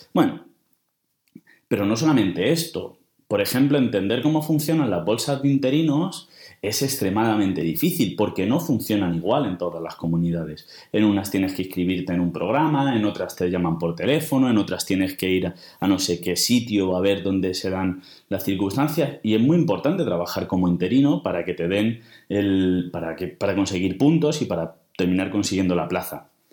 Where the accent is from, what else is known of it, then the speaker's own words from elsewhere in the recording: Toledo, Castilla-La Mancha, Spain; moved away; yo nací en Toledo, pero mis padres eran de Talavera